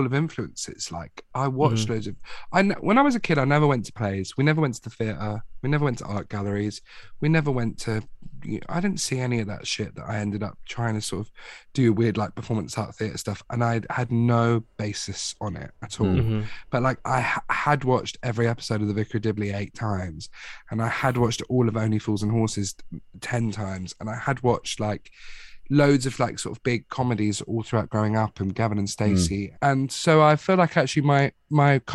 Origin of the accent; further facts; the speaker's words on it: Watford, East of England, United Kingdom; moved away as an adult; now in London, United Kingdom; I'm from Watford, but like London is still like 20 minutes down the road type thing. When I first properly moved into London